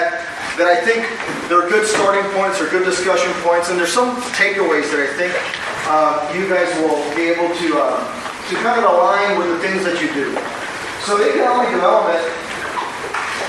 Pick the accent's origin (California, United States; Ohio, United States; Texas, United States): Texas, United States; Brownsville; moved away as an adult; also born or lived in Austin / Washington, D.C. / Rio Grande Valley; I was born and raised in Brownsville, moved to Austin, went to college in Austin, moved to D.C., worked in D.C., came to the Valley